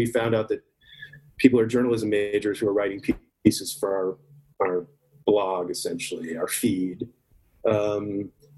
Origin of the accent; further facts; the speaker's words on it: Dallas, Texas, United States; also born or lived in Garland, Texas; growing up in Dallas and Garland, Texas